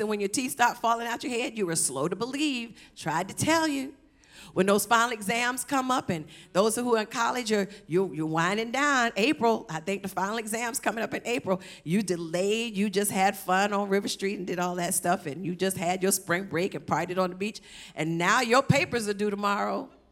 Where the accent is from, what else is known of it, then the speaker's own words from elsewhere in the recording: Savannah, Georgia, United States; moved away as an adult; also born or lived in California; I'm from Savannah